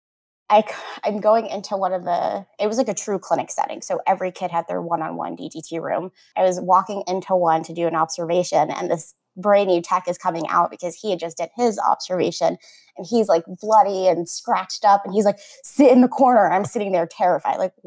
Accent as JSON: {"language": "English", "region": "Florida", "country": "United States", "said": "I'm from Florida and I'm local here."}